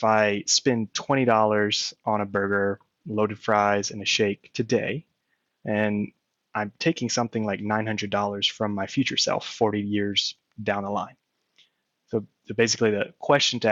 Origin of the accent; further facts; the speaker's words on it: Louisiana, United States; moved away; They both live back in my hometown in Louisiana